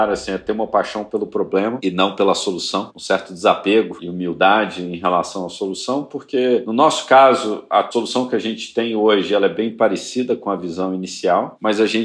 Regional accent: Belo Horizonte, Minas Gerais, Brazil; moved away as an adult; now in São Paulo, Brazil; Então, tanto o André quanto eu não éramos de São Paulo. Eu vim de BH para São Paulo 2006, eh, enfim, no começo da minha carreira

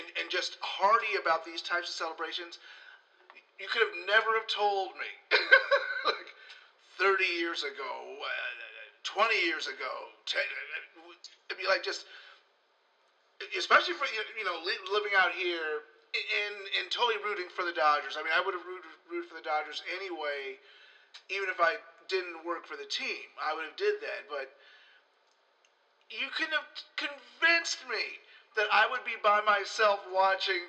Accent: Chicago, Illinois, United States; now in Los Angeles, United States; I'm from the South Side

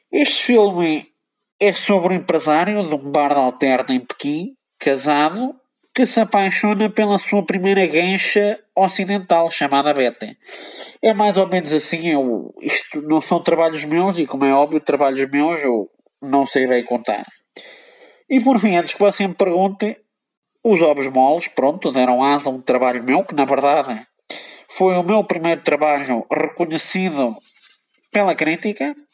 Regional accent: Aveiro District, Portugal; Ora bem, eu sou da zona de Aveiro, mas radiquei-me na cidade em si porque acho que Aveiro tem um potencial pornográfico gigante.

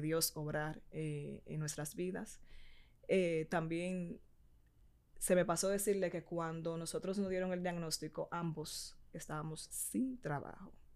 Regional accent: Puerto Plata, Dominican Republic; yo soy de Puerto Plata

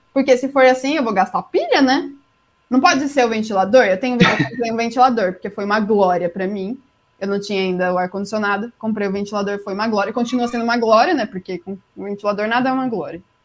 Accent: Jundiaí, São Paulo, Brazil; accent: paulistano; moved away as an adult; Sou de Jundiaí, interior de São Paulo

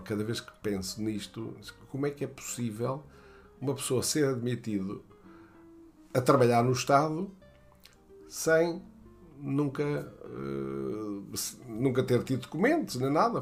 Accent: Portugal; moved away; also born or lived in France

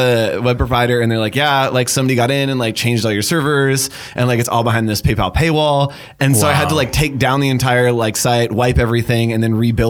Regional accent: just outside of Sacramento, California, United States; I grew up like just outside of Sacramento, and my like neighbors like just down the street had an emu farm

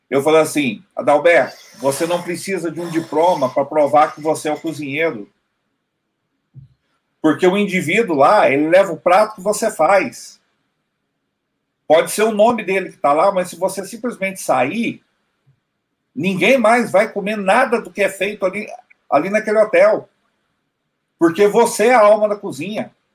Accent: Minas Gerais, Brazil; Eu sou do sul de Minas

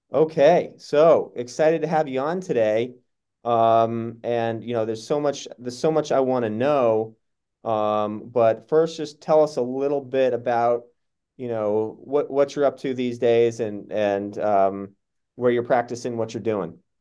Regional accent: Massachusetts, United States; we both grew up in Massachusetts

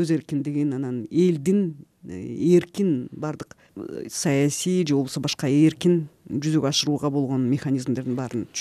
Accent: Kyrgyzstan; moved away as an adult; now in Prague, Czechia; бизде кыргызстанда

